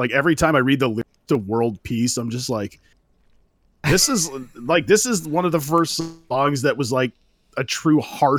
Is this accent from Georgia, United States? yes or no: no; Central California, United States; moved away; I actually had the great pleasure of seeing this band in my old hometown in Central California.